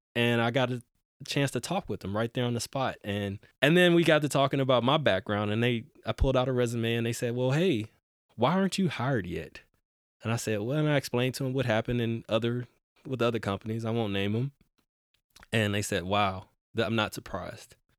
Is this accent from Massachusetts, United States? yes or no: no; Houston, Texas, United States; now in Portland, United States; I grew up in Houston, Texas